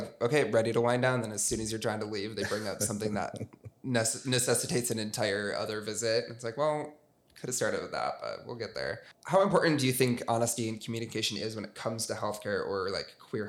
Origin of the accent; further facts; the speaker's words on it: Michigan, United States; moved away; I know for me, I moved here from Southwest Michigan, pretty small town, and I had been going to my same family doctor forever.